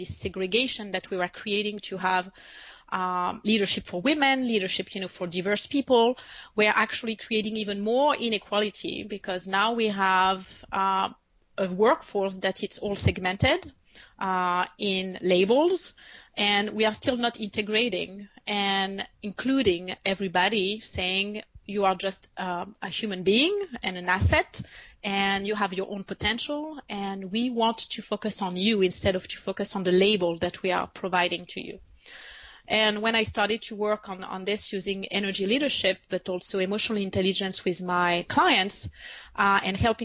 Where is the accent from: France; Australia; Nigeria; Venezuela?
France; English is a second language; moved away as an adult; also born or lived in United States; now in Paris, France; I am French, and I was born and raised in France, and I moved to the United States 11 years ago